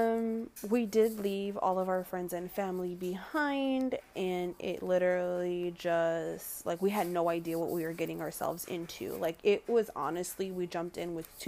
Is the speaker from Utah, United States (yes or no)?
no; California, United States; moved away as an adult; also born or lived in Michigan; now in Detroit area, Michigan, United States; I was previously living in California, which was born and raised in California